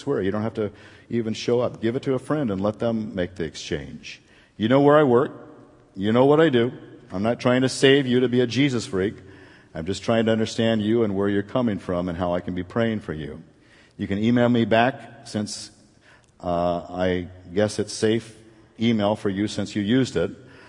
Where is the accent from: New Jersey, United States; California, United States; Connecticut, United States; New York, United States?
California, United States; Anaheim; I grew up in Anaheim in the ghetto, in lots of ghettos. We moved around a lot because my mom couldn't afford to stay in places for a long time.